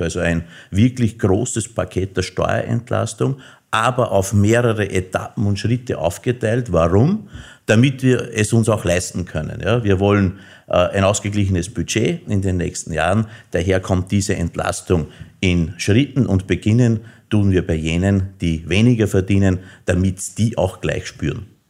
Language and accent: German; Innviertel, Upper Austria, Austria; Und nachdem ich aus dem Innviertel komme